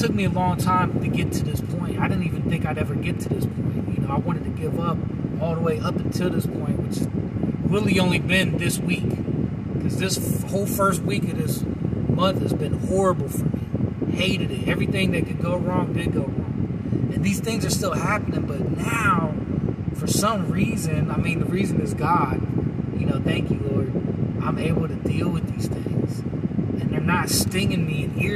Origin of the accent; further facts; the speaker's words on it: United States; I'm an American